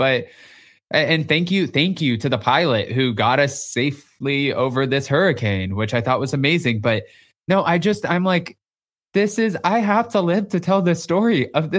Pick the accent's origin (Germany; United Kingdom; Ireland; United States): United States; Texas; I'm from Texas.